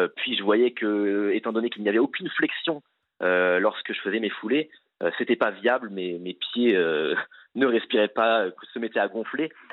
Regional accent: Les Sables-d'Olonne, Pays de la Loire, France; je suis né au Sable d'Olonne

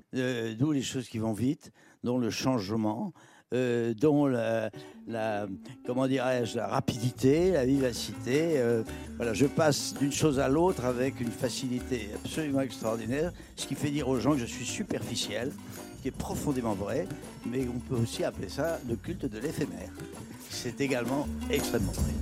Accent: Le Cateau-Cambrésis, Hauts-de-France, France; now in Paris, France; c'est la ville de Matisse

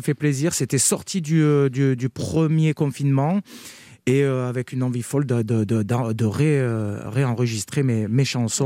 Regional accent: Carpentras, Provence-Alpes-Côte d'Azur, France; je suis natif de Carpentras. J'ai grandi à Carpentras, dans le Vaucluse.

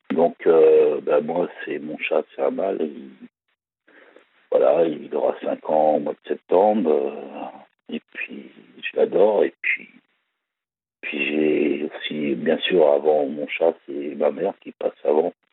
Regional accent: Val d'Oise, Île-de-France, France; also born or lived in Paris; je suis né, je suis né en Galéba, dans le Val d'Oise, et j'ai habité aussi à Paris

